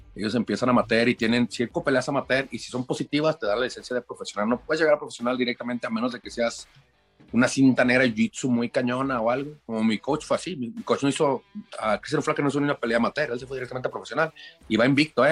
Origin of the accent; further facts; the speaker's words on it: Lagos de Moreno, Jalisco, Mexico; also born or lived in Chicago; Soy morrito de Lagos de Moreno, Jalisco.